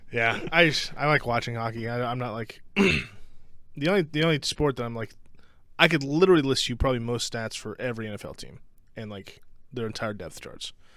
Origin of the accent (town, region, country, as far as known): Ohio, United States